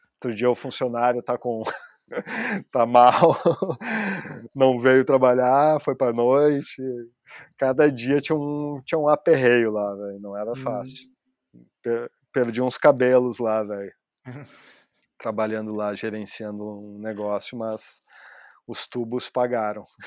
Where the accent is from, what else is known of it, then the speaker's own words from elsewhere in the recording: Torres, Rio Grande do Sul, Brazil; moved away as an adult; now in Portugal; Em Torres, onde eu, onde eu me criei